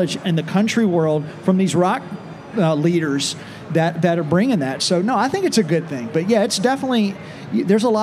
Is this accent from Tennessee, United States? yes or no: yes; Nashville, Tennessee, United States; growing up in Nashville, when I was coming up in the industry in the early 90s